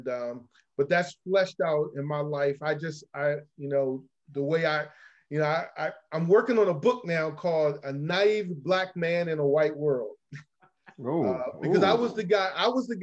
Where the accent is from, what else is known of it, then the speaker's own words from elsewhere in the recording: Alexandria, Virginia, United States; I grew up in Alexandria where there was busing.